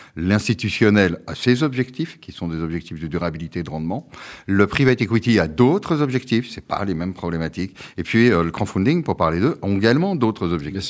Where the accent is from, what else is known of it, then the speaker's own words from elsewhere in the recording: Brittany, France; also born or lived in Quebec; je suis breton, français et européen